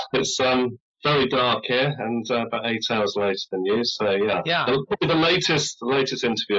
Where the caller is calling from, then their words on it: United Kingdom; I'm in the UK.